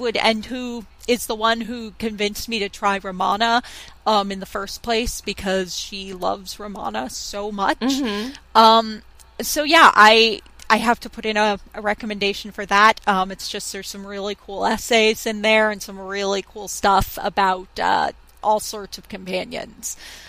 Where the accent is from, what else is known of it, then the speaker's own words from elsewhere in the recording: United States; growing up in America and playing lots of sports in school